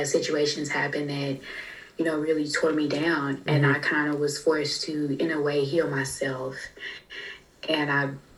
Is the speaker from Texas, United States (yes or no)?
yes; Fort Worth, Texas, United States; moved away as an adult; also born or lived in Orange, California; I'm from Fort Worth, Texas, and I had moved away from home to Orange, California, going to school out there